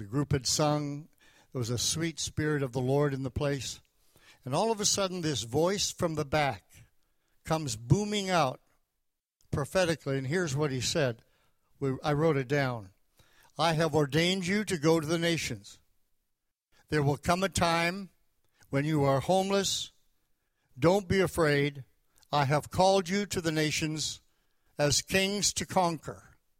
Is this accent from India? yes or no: no; Canada; moved away as an adult; also born or lived in Tulsa; I came down from Canada to Tulsa, Oklahoma in 1968 to go to Oral Roberts University.